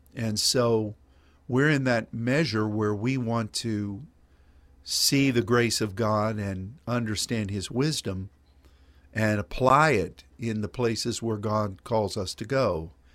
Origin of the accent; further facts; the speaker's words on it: Pennsylvania, United States; now in Dallas, United States; when I was growing up in Pennsylvania